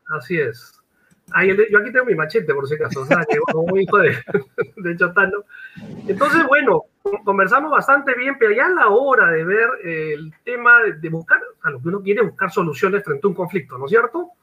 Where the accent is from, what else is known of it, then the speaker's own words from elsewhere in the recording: Peru; como peruano